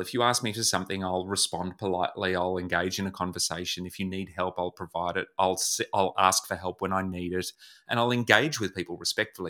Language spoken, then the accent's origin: English; Melbourne, Victoria, Australia; I was born in Melbourne, where I live now